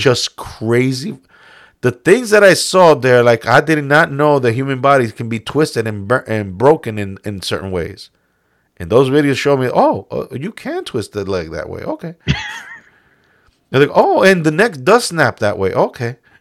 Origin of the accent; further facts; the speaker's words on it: New York, United States; we're both from New York